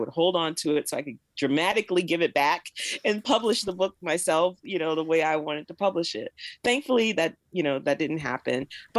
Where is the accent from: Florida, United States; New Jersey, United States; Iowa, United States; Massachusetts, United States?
Florida, United States; Jacksonville; moved away as an adult; now in Pittsburgh, United States; I've lived here longer than I lived in the South, because I was born and raised in Jacksonville, Florida. And then at 18, I went away to college, and I haven't lived in the South full time since then.